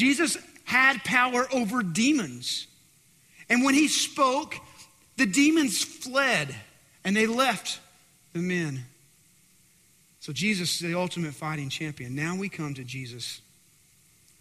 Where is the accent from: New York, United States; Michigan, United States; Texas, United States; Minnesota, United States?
Texas, United States; West; I'm in from West Texas